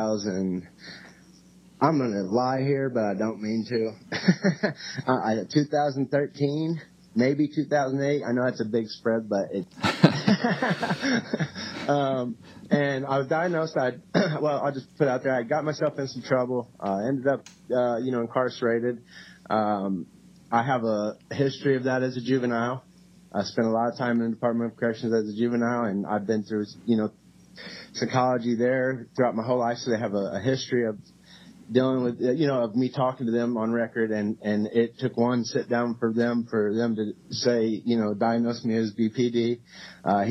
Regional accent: Cape Girardeau, Missouri, United States; also born or lived in Kalamazoo, Michigan; now in Indianapolis, United States; I'm actually from Cape Girardeau, Missouri. So I'm was born there, and I have lived in Kalamazoo, Michigan, and then from there to Indiana

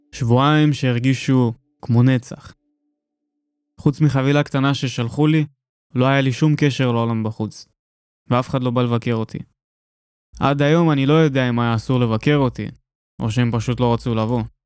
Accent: Tel Aviv, Tel Aviv District, Israel; born or raised there; first language Russian; Hebrew is a second language

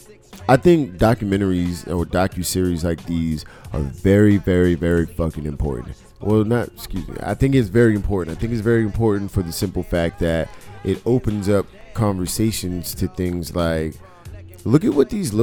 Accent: Bronx, New York, United States; And you know, I'm from the Bronx.

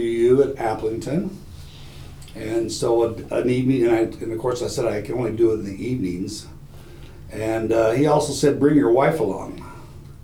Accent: Iowa Falls, Iowa, United States; Isle Falls is my hometown, it's about 25 miles away perhaps

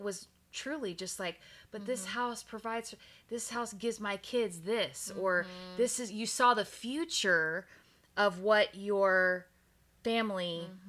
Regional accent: Texas, United States; moved away; I'm from Texas. And so moving from Texas mm-hmm. to Oregon, mm-hmm. it was such a big freaking deal.

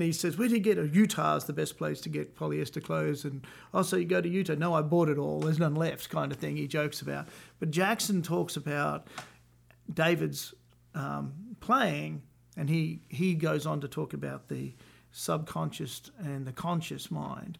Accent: Australia; moved away as an adult; now in Nashville, United States; I'm Australian, so we're both Commonwealth country people living in Nashville, Tennessee

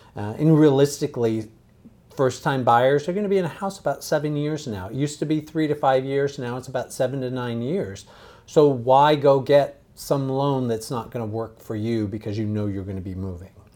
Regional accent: San Diego, California, United States; I grew up in San Diego

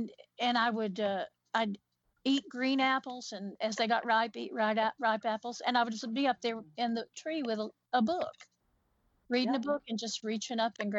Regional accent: Appalachia, United States; I'm an Appalachian woman.

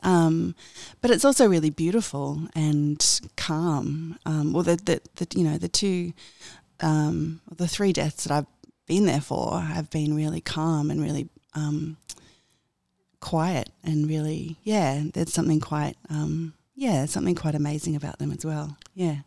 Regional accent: Sydney, New South Wales, Australia; I was born in Sydney. I've always lived in Sydney.

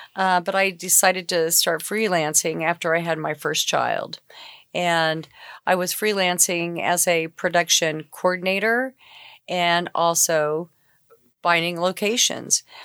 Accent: Enid, Oklahoma, United States; also born or lived in Shawnee, Oklahoma; now in Oklahoma City, United States; I grew up in Enid, but, you know, this is my home now

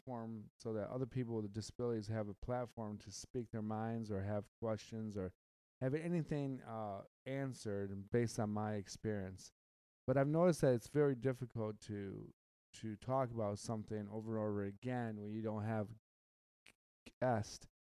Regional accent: Michigan, United States; I'm from the Midwest. I'm from Michigan. I am from the Great Lakes State

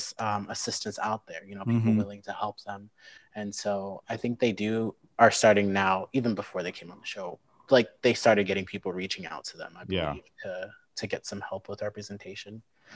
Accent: Lincoln, Nebraska, United States; also born or lived in St. Louis, Missouri / Sioux Falls, South Dakota / Omaha, Nebraska; we lived there for a couple years and then moved to Lincoln in May of 2000, just a couple months before I turned five.

